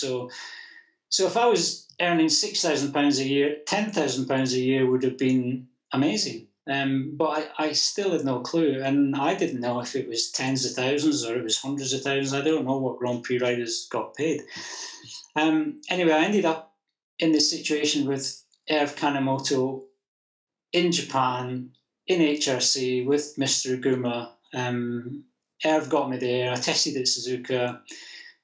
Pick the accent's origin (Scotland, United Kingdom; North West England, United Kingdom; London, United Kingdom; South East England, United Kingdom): Scotland, United Kingdom; being a Scot